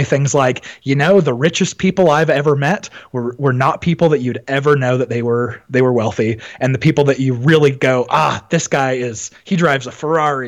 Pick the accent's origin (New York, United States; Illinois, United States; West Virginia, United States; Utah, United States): Utah, United States; also born or lived in Arizona; I was actually born in the state of Utah and ended up moving when I was about 11 with my family down to Arizona